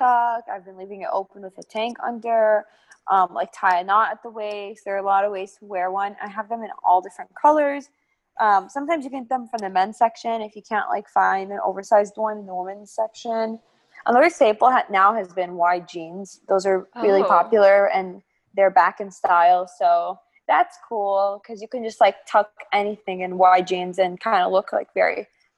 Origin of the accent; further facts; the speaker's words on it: St. Louis, Missouri, United States; my hometown